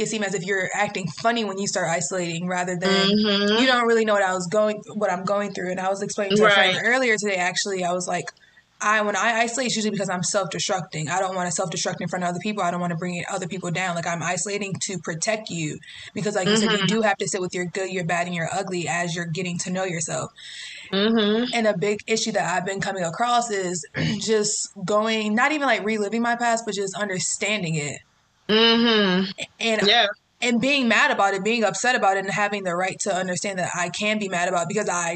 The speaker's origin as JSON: {"language": "English", "town": "Greensboro", "region": "North Carolina", "country": "United States", "moved": "yes", "lives_now": "New York City, United States", "said": "I'm originally from Greensboro, North Carolina"}